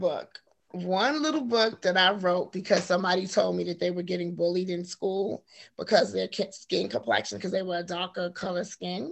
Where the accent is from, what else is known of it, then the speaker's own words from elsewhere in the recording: New York City, New York, United States; I was born and raised in Harlem, New York. So that's where I'm from